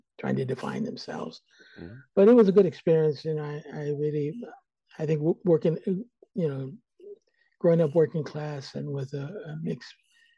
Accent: Stockton, California, United States; moved away as an adult; now in San Francisco, United States; I'm originally from Stockton, California, which is about 80 miles here in the Central Valley. And I grew up there

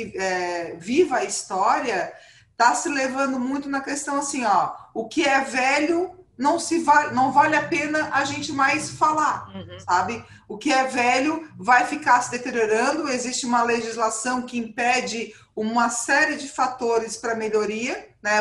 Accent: Brazil; eu sou brasileira, moro no Brasil

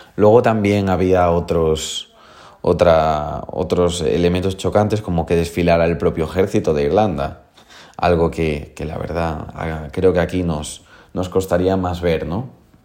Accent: A Coruña, Galicia, Spain; yo vengo de Coruña

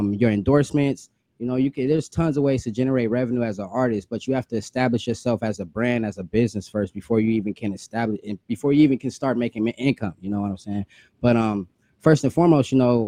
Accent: Rancho Cucamonga, California, United States; I'm from Rancho Cucamonga, California, in the Empire Stand Up

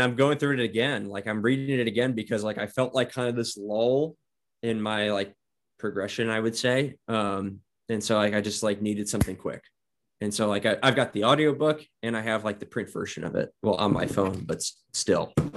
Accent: Northwest Indiana, United States; moved away as an adult; now in Idaho, United States; I was from Northwest Indiana. And so the, where I grew up was about the size of Post Falls

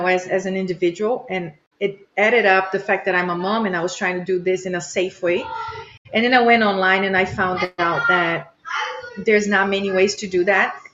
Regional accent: Brazil; moved away as an adult; now in United States; I am from Brazil originally, immigrated to the U.S. 16 years ago

